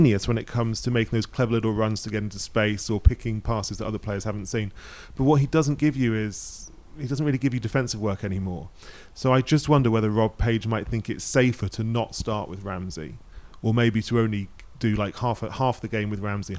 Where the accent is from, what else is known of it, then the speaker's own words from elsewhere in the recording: England, United Kingdom; You know, growing up in England, you were in the 90s, like Scotland were good